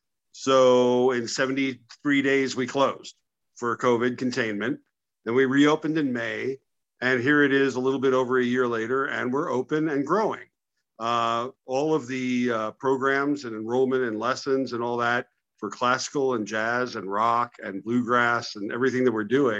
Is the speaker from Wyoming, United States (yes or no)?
no; New York, United States; now in Salt Lake City, United States; when I was a kid, I grew up in New York, and in New York public schools